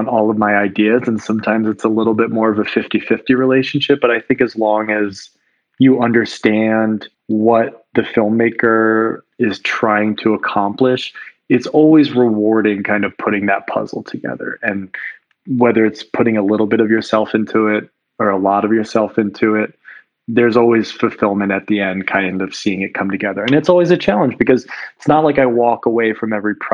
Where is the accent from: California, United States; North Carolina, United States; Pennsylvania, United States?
Pennsylvania, United States; Philadelphia; I'm from Philly